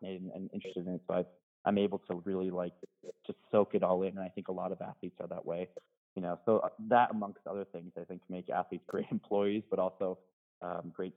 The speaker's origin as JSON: {"language": "English", "country": "United States", "said": "as an American"}